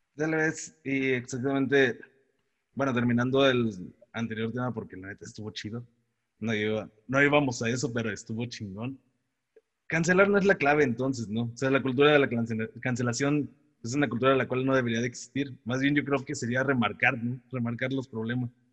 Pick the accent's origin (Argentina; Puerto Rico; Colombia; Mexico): Mexico